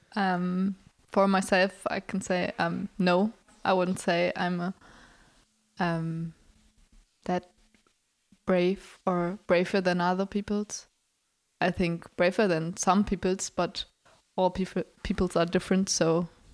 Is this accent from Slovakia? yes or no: no; Hamburg, Germany; English is a second language; We're both nineteen and we come from Hamburg.